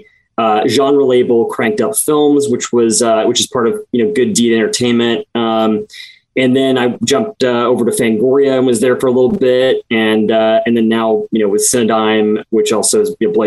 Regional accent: Midwest, United States; I grew up in the Midwest

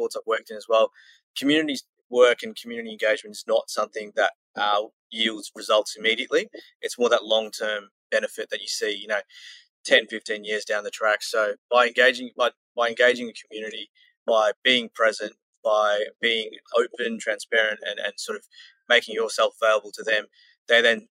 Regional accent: Australia; accent: Australian; my Australian accent

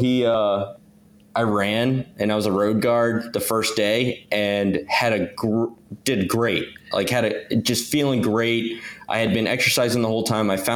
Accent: Virginia Beach, Virginia, United States; I grew up in Virginia Beach

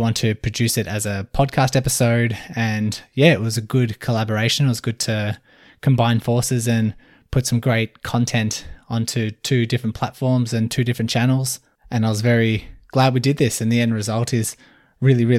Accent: Melbourne, Victoria, Australia; I'm from Melbourne, Australia.

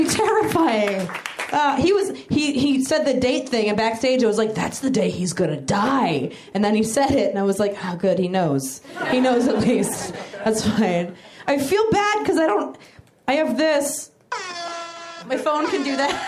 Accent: Maryland, United States; now in Los Angeles, United States; I'm originally from Maryland

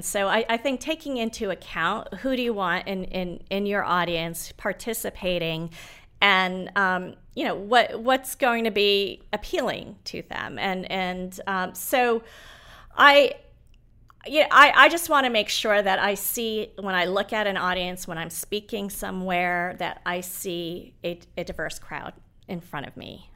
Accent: Nairobi, Kenya; now in United States; I was born in Nairobi.

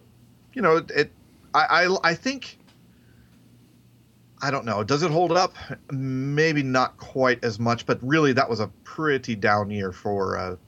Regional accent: the South, United States; accent: Southern; And to me, my southern accent is fairly mild compared to, like Kim, my wife's, or even some of you guys.

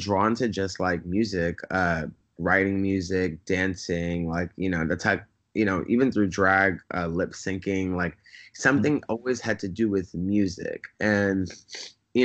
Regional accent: New York City, New York, United States; now in Los Angeles, United States; I grew up in Bed-Stuy

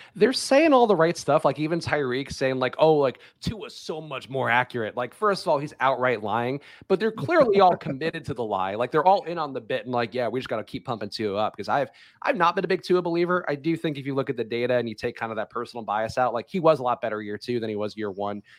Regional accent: New York City, New York, United States; I grew up in New York

